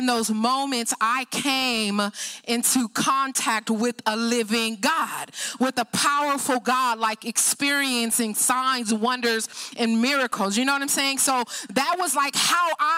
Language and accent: English; Oakland, California, United States; now in Hercules, United States; We live in the San Francisco Bay Area in Hercules, but I grew up in Oakland